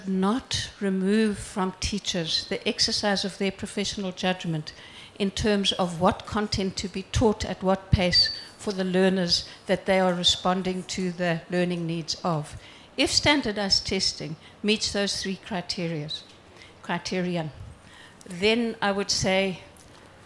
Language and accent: English; South Africa; I'm from South Africa.